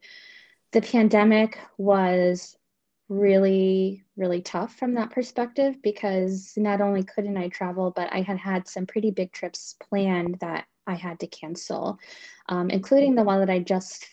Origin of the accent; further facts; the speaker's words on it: Maryland, United States; moved away as an adult; also born or lived in Baltimore, Maryland; now in Northern Virginia, United States; I grew up on the Chesapeake Bay in Maryland.